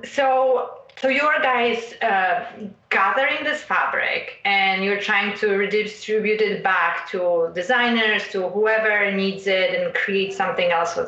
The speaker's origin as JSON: {"language": "English", "country": "Poland", "tie": "born or raised there", "moved": "yes", "said": "growing up in Poland"}